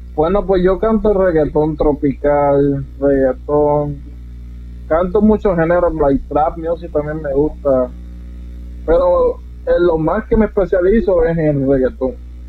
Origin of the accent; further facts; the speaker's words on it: Yauco, Puerto Rico; now in United States; soy originario del pueblo de Huanga, Puerto Rico. Nací en Yauco, Puerto Rico. Originalmente soy puertorriqueño, pero vivo en Estados Unidos.